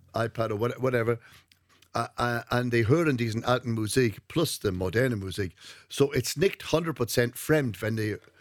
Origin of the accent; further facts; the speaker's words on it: North Wales, United Kingdom; German is a second language; moved away as an adult; now in Hamburg, Germany; ich komme aus Nordwales